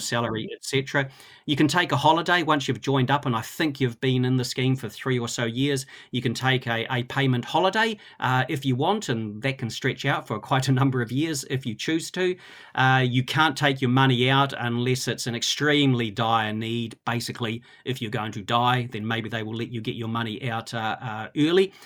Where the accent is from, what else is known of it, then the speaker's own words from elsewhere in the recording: Christchurch, Canterbury, New Zealand; I grew up in Christchurch